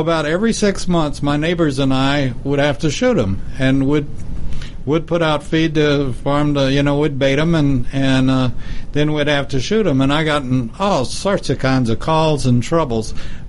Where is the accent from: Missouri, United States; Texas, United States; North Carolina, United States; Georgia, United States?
Texas, United States; Lubbock; I lived on a paved road, and we'd see people from my hometown, Lubbock